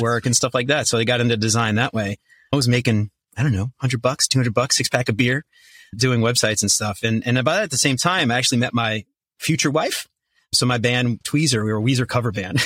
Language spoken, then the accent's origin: English; New Orleans, Louisiana, United States; moved away as an adult; also born or lived in Northern Kentucky; now in Kentucky, United States; I'm originally from New Orleans. I moved up to the Cincinnati area in twenty twenty-ish.